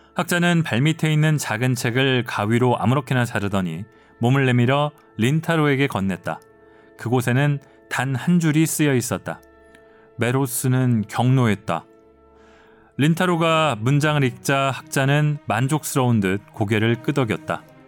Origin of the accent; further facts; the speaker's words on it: South Korea; 저는 한국인이고